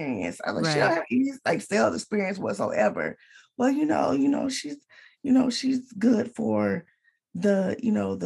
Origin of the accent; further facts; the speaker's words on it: Atlanta, Georgia, United States; I'm from Atlanta, from the east side of Atlanta